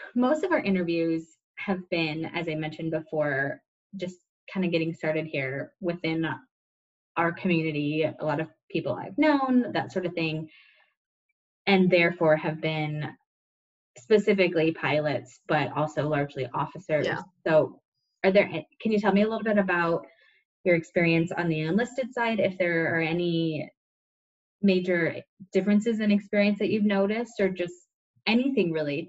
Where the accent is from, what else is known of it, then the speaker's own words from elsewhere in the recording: Indiana, United States; I grew up in Indiana